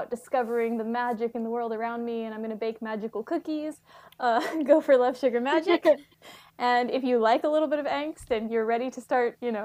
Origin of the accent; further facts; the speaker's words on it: Texas, United States; moved away as an adult; also born or lived in New York City; I'm from Texas. I'm going to say y'all